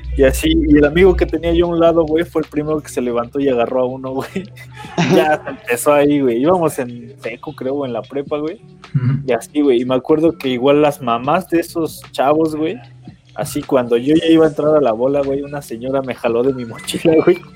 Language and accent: Spanish; Tlaxcala, Mexico; soy de Tlax, güey, de Tlaxcala.